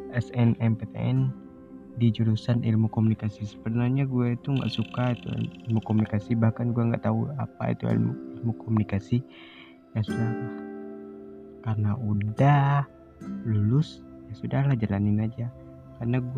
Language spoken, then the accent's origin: Indonesian; Lhokseumawe, Aceh, Indonesia; born there; Gue lahir di Lusmawe.